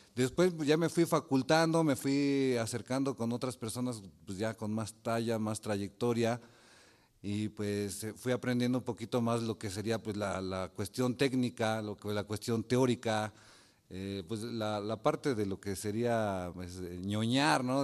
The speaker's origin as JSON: {"language": "Spanish", "region": "Mexico City", "country": "Mexico", "tie": "born or raised there", "moved": "as an adult", "said": "yo soy originario de la Ciudad de México"}